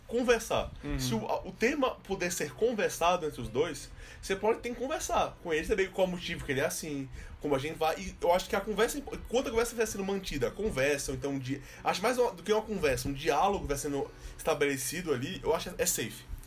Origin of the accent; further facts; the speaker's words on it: Recife, Pernambuco, Brazil; moved away; eu sou do Recife